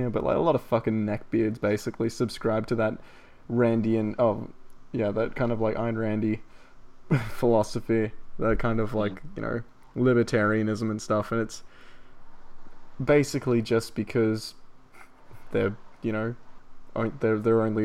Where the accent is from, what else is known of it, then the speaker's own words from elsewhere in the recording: Australia; accent: Australian; I'm fucking Australian, mate.